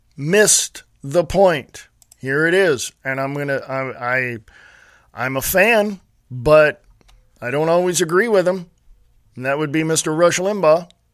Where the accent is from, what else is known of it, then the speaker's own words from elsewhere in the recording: Stockton, California, United States; moved away as an adult; also born or lived in Nevada; now in Montana, United States; I was born and raised in Stockton, California